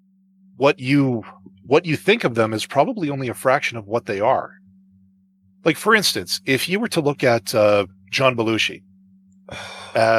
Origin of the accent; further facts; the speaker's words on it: Canada; I'm not a Canadian.